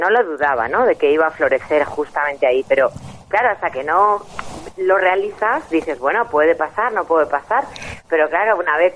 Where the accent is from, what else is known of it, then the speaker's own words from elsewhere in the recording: Soria, Castile and León, Spain; now in Altea, Spain; yo soy de Soria.